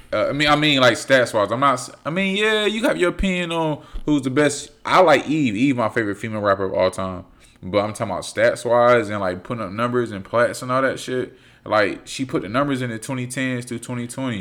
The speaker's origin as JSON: {"language": "English", "town": "Fayetteville", "country": "United States", "tie": "born or raised there", "said": "growing up in Fayetteville"}